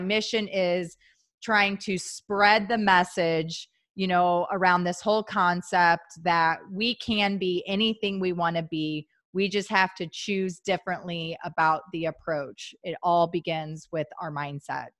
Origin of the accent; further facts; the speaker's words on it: St. Louis, Missouri, United States; moved away as an adult; also born or lived in Midwest; I'm from Saint Louis, so Missouri